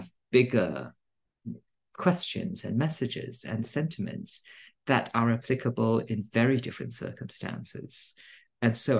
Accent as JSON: {"language": "English", "country": "Singapore", "tie": "born or raised there", "moved": "yes", "lives_now": "United States", "said": "growing up in Singapore, I consumed a lot of American books and media"}